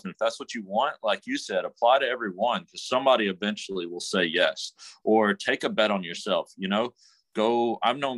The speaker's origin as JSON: {"language": "English", "town": "Memphis", "region": "Tennessee", "country": "United States", "said": "I'm from Memphis originally"}